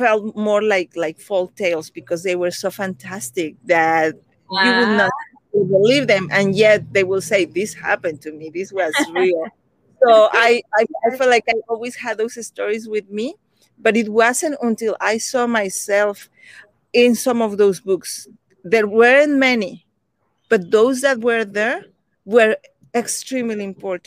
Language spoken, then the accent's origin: English; Mexico; English is a second language; moved away as an adult; also born or lived in United States; I had never had children's books or picture books when I was growing up in Mexico.